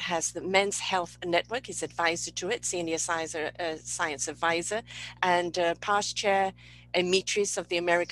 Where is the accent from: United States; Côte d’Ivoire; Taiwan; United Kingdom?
United Kingdom; being British